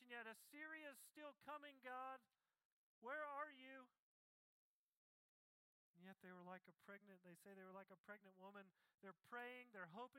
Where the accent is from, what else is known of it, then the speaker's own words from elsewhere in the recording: Tennessee, United States; when I was a kid, when I grew up in Tennessee